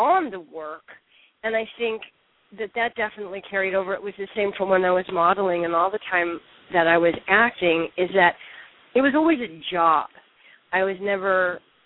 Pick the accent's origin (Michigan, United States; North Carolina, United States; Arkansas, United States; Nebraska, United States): Nebraska, United States; moved away; also born or lived in Paris / New York; I grew up in Nebraska